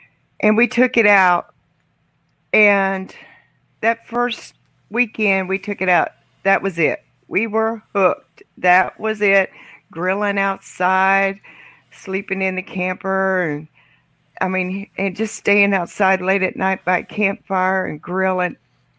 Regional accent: Pekin, Indiana, United States; We're currently both from Southern Indiana. In a little town called Pekin. It's approximately an hour and a half from Louisville, Kentucky, if anybody's familiar with Kentucky. We were both raised on farms. I was raised on a dairy

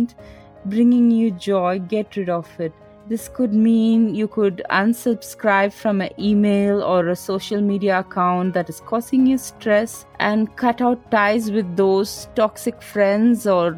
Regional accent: India; I'm Indian, so we are very colorful and we use all the colors

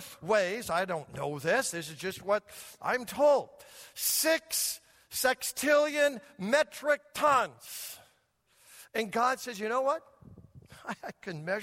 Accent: United States; This American

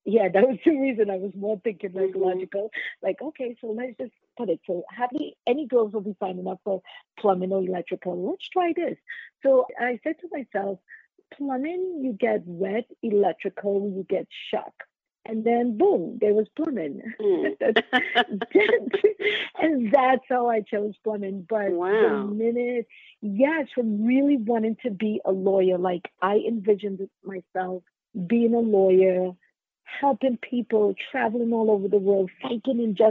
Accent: Trinidad & Tobago; moved away as an adult; now in New York City, United States; I grew up in Trinidad and Tobago, and I grew up with my great-grandmother

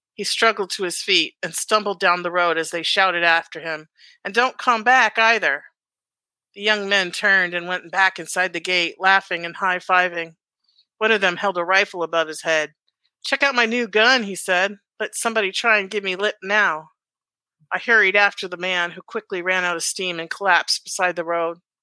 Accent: Alaska, United States; I grew up in Alaska

